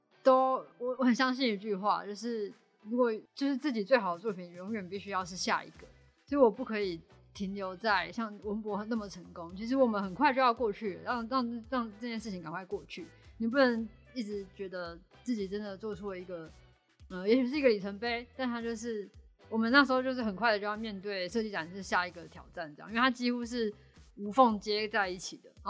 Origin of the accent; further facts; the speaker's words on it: Tainan, Taiwan; moved away; 希望可以回我的家乡台南，